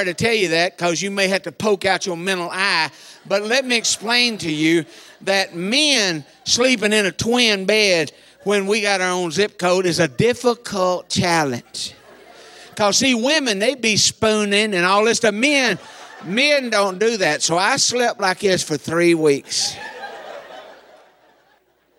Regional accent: Eastern Kentucky, United States; I'm from Eastern Kentucky

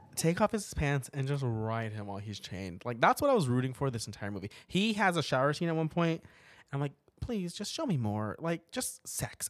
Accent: Portales, New Mexico, United States; moved away; my hometown back in New Mexico

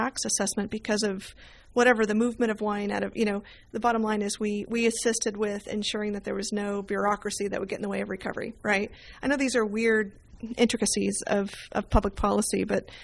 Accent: Bay Area, California, United States; I did grow up in the Bay Area

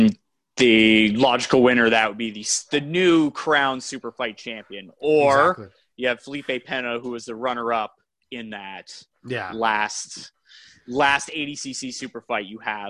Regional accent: Brampton, Ontario, Canada; Offended. I'm from Brampton.

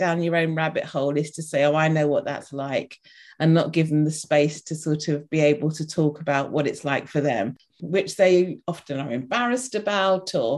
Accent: London, United Kingdom; moved away; I live somewhere halfway up the country, but I'm originally from London

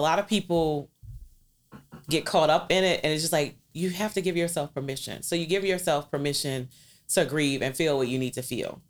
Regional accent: New Orleans, Louisiana, United States; I was born and raised in New Orleans East from nineteen seventy-nine

